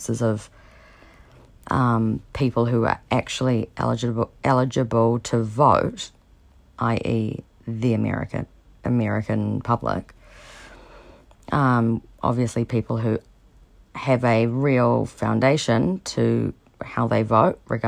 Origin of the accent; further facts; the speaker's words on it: New Zealand; I'm from New Zealand